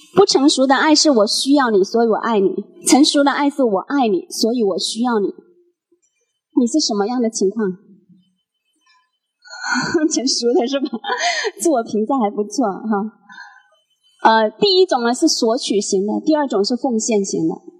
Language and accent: Chinese; Guangdong, China; now in Guangzhou, China; 我是潮汕人